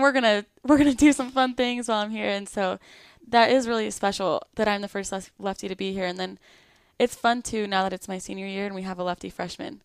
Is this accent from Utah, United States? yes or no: no; Lakeside, California, United States; moved away as an adult; now in Florida, United States; I grew up in Lakeside, California. It's in San Diego